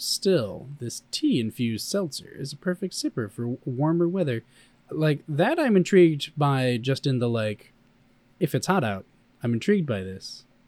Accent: Chicago, Illinois, United States; I come from Chicago

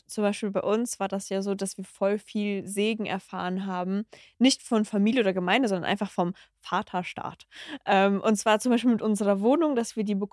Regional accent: Cologne, North Rhine-Westphalia, Germany; Ah, ich komme aus Chorweiler.

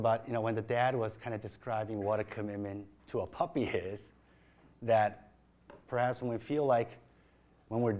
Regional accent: Chicago, Illinois, United States; moved away; growing up in Chicago

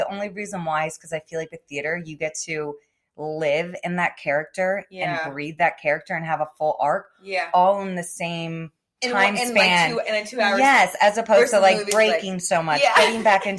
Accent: Florida, United States; From South Florida.

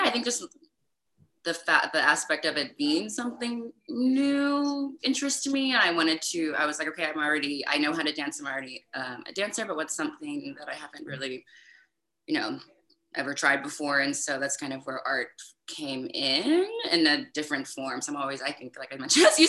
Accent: East Coast, United States; moved away as an adult; also born or lived in San Francisco, United States; now in Europe; I'm from the East Coast.

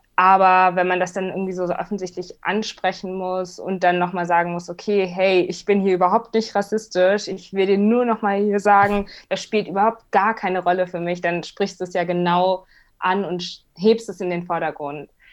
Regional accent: Hamburg, Germany; ich bin nun mal Hamburgerin

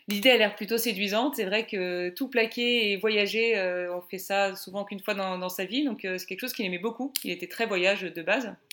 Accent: Paris, Île-de-France, France; moved away as an adult; now in Bordeaux, France; moi je suis originaire de Paris euh, et j'ai 30 ans. Je vais avoir bientôt 31 ans, mais j'ai encore 30 ans.

